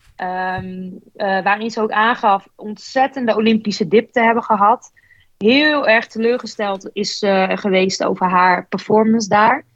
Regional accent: Netherlands; als Nederlandse

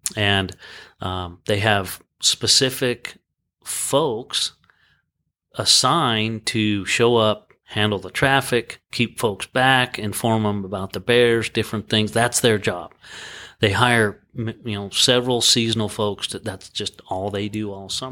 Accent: Sheridan, Wyoming, United States; also born or lived in Laramie, Wyoming; born and raised in Wyoming. I kinda bounced around the state a little bit and I went to college, um, at our university in Laramie and, um, I was raised pretty much in Sheridan, Wyoming

